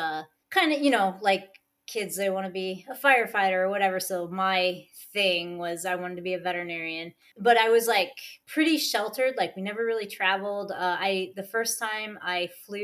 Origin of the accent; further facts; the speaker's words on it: Iowa, United States; I am originally from Iowa, which nobody ever knows where that is